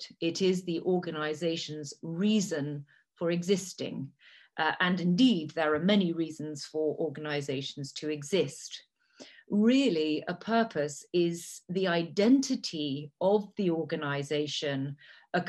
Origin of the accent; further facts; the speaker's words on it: Italy; first language Italian; English is a second language; moved away; also born or lived in Cambridge, United Kingdom; I'm English. My family is English, but had lived in Italy for over 150 years. So I've grown up in what I consider to be one of the most beautiful places in the world. I speak three languages. Italian is my first language.